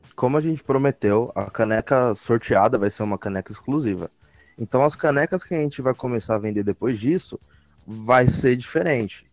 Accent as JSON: {"language": "Portuguese", "town": "Guarulhos", "region": "São Paulo", "country": "Brazil", "said": "a minha terra"}